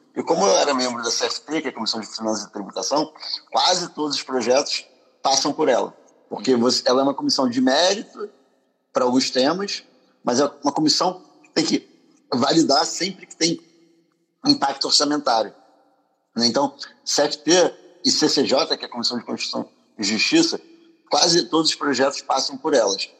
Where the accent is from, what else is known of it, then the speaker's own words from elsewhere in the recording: Rio de Janeiro, Brazil; moved away as an adult; also born or lived in France / United States; Eu sou do Rio, sou carioca